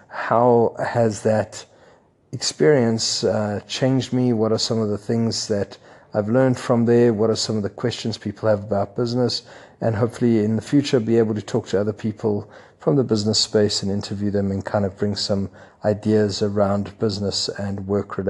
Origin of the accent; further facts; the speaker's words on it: Johannesburg, Gauteng, South Africa; moved away as an adult; now in Lagos, Nigeria; Johannesburg, my hometown